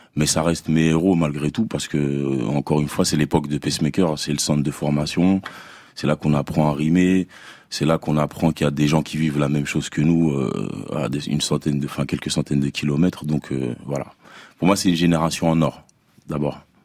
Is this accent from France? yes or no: no; DR Congo; je suis congolais